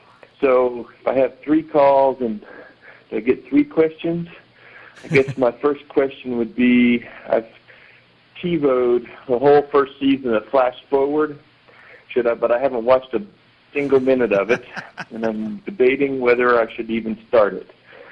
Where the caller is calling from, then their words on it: Abu Dhabi, United Arab Emirates; So I'm calling from Abu Dhabi so you can check that off on your list of places that listeners have touched base in.